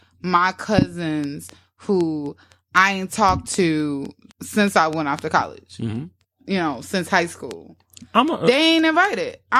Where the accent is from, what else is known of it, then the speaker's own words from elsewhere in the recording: St. Louis, Missouri, United States; Shout out to my hometown.